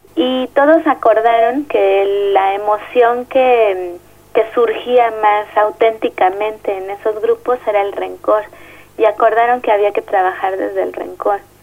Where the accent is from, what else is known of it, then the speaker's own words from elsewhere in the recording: Mexico City, Mexico; soy de la Ciudad de México